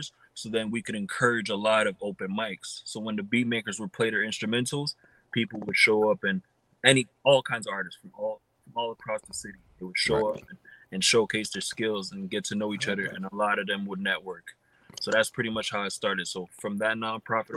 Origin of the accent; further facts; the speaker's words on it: Montreal, Quebec, Canada; I was born and raised in Montreal, actually South Shore, and I spent over 15 years there